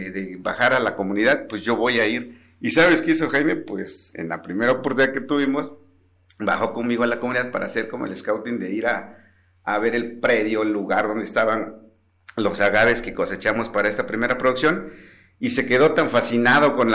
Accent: San Jerónimo Nochita, Oaxaca, Mexico; San Jerónimo Nochita, que es la comunidad de donde yo soy.

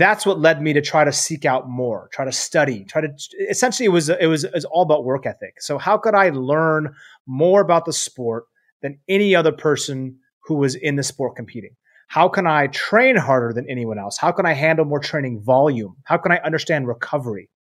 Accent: Seattle, Washington, United States; I'm from Seattle

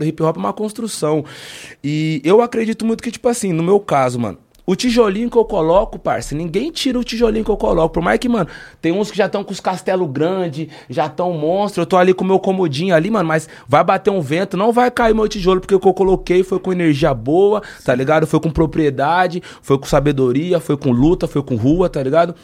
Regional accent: Taubaté, São Paulo, Brazil; eu sou de Taubaté

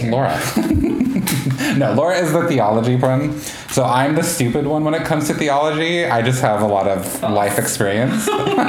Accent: Northwest, Pacific Northwest, United States; we're both from the Northwest. I am first generation in America. And so my cultural background is unique in the fact that I grew up in the Orthodox faith, but then later on became more, I guess, what most people would call Protestant Christian.

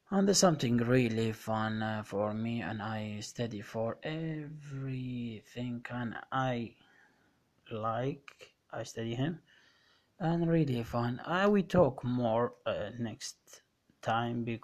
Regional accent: Iraq; moved away; طويلة طبعا اللي هو بلدي الحبيب وسافرت على أوروبا واستقريت الحمد لله والشكر وكملت كل شيء أوراقي ولجوئي واني لاجئ عراقي

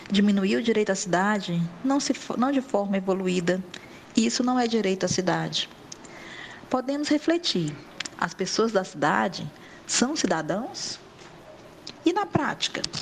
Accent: Northeast Region, Brazil; né? sou mulher e também sou nordestina.

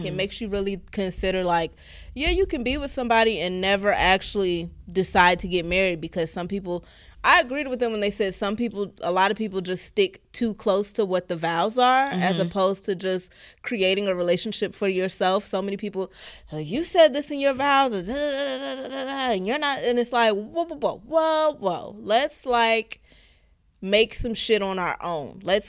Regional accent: Baltimore, Maryland, United States; Hey, shout. I'm from Baltimore. That's how they say it.

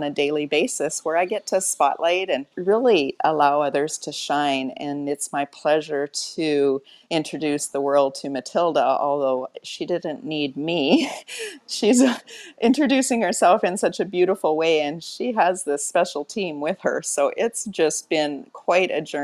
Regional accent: Alberta, Canada; now in Mexico; I'm actually from Alberta, Canada, currently in Mexico.

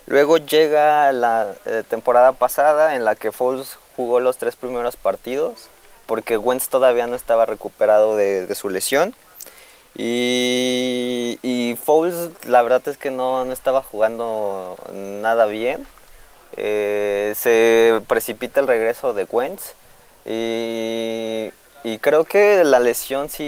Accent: Mexico City, Mexico; Ah, de la Ciudad de México.

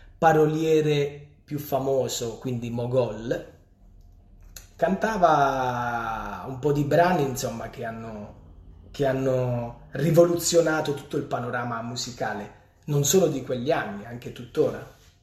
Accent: Polignano a Mare, Apulia, Italy; Polignano, quindi il mio paese

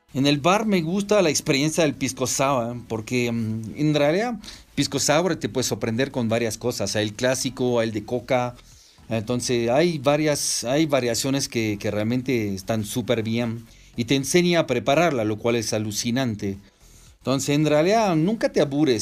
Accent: Strasbourg, Grand Est, France; moved away as an adult; also born or lived in Toulouse, France / Paracas, Peru / Urubamba, Peru; now in Peru; Mis orígenes son francés e italiano. Nací en Francia, en Estrasburgo

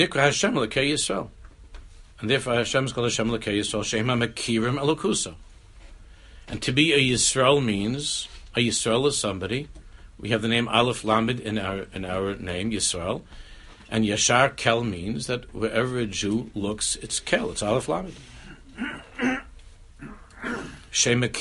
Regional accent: New York, United States; We were born and raised in New York.

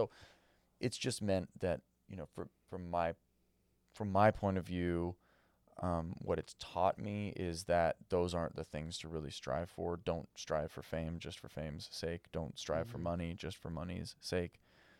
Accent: Malibu, California, United States; I grew up in Malibu, right?

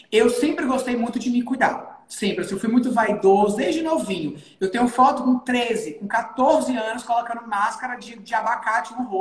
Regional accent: Natal, Rio Grande do Norte, Brazil; Eu sou aqui de Natal, Rio Grande do Norte. A minha clínica é aqui. Eu sou nascido e criado aqui em Natal.

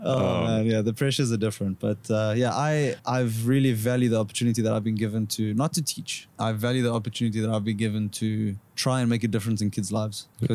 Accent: South Africa; So obviously being South African and having South African friends and stuff, you know, we camp a lot, right?

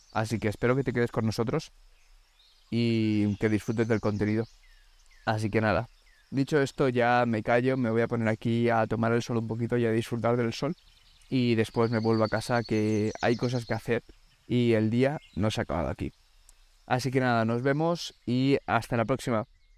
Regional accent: Alicante, Valencian Community, Spain; moved away as an adult; now in Denmark; Llevo tres años viviendo en Dinamarca y vengo de Alicante, de España

